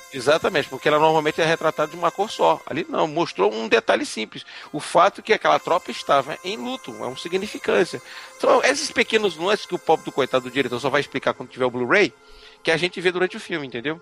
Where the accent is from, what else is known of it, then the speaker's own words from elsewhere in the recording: Belo Horizonte, Minas Gerais, Brazil; now in Northeast Brazil; Nascido e criado em Minas Gerais e, e, e traficado pro Nordeste